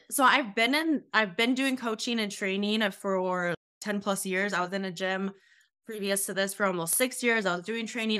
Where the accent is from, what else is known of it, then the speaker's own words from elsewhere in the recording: Sioux Falls, South Dakota, United States; I currently live in South Dakota, so I'm from Sioux Falls, South Dakota